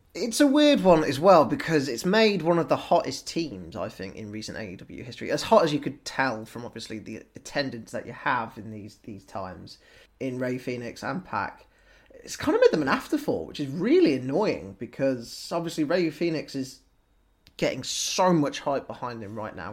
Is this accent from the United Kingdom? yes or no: yes; United Kingdom; we as British people